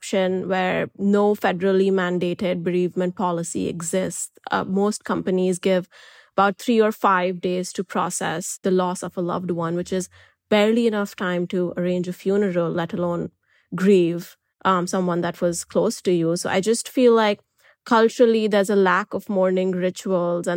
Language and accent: English; India; I'm an Indian journalist, and where I come from